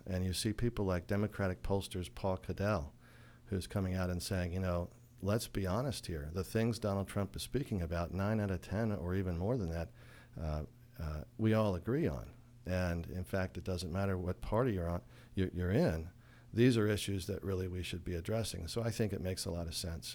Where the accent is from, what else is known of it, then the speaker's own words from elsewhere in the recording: Frederick County, Maryland, United States; I'm from Frederick County